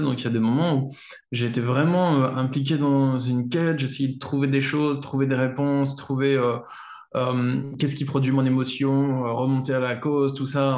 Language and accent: French; France; je suis un Français occidental